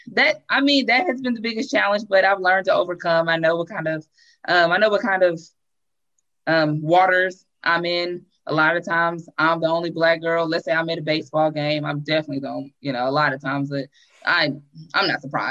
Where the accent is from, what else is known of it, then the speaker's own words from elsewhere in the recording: Shreveport, Louisiana, United States; I'm from Shreveport